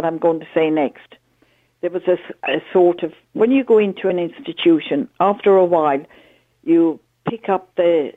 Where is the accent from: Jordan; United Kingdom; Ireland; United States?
Ireland; me as an Irish citizen